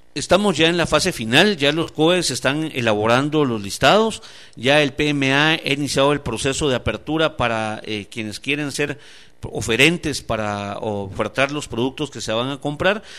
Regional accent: Guatemala; Aquí somos solo un pueblo, todos somos guatemaltecos y guatemaltecas

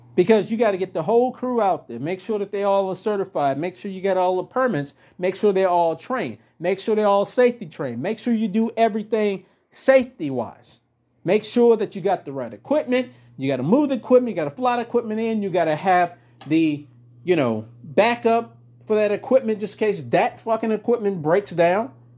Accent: United States; we as the American people

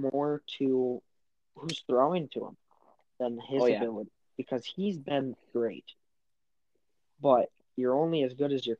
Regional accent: Wisconsin, United States; we're from Wisconsin.

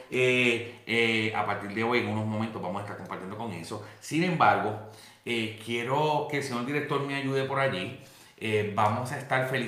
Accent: Puerto Rico; moved away

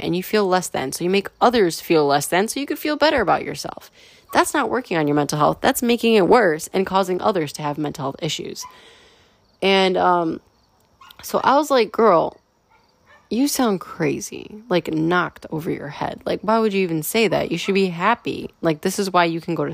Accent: United States; as a firstborn generation American, you know, I come from European roots

